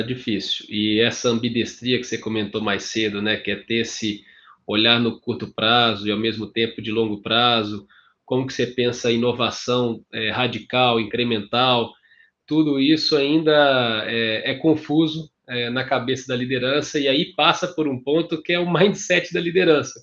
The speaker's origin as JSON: {"language": "Portuguese", "town": "Ouro Branco", "region": "Minas Gerais", "country": "Brazil", "tie": "born or raised there", "also_born_or_lived": "Governador Valadares / Belo Horizonte / São Paulo", "accent": "mineiro", "moved": "yes", "said": "nasci em Valadares, governador Valadares, fui, passei minha infância e adolescência em Ouro Branco"}